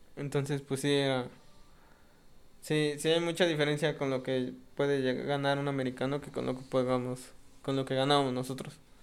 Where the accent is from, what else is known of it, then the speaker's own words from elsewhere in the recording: Mexico; como mexicanos